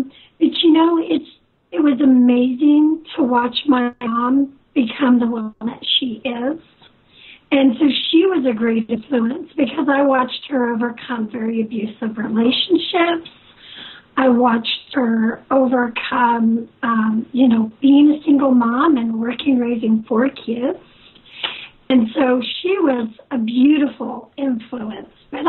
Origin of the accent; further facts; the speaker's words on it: Kansas, United States; also born or lived in Cortland, New York; I left there when I was very little. I've lived all over the United States. Moved to Kansas when I was 12, and I'm a Kansas gal.